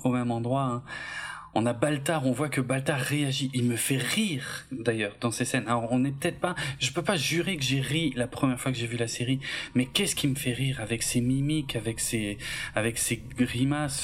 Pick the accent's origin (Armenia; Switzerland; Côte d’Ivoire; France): France; Alsace, Grand Est; je suis alsacien